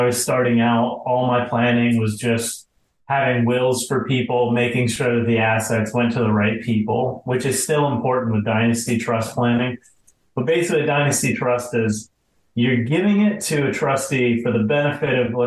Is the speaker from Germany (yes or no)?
no; Atlanta, Georgia, United States; moved away as an adult; now in South Florida, United States; I was born and raised in Atlanta. I spent 25 years there and eventually left to go to law school in Florida and been in Florida ever since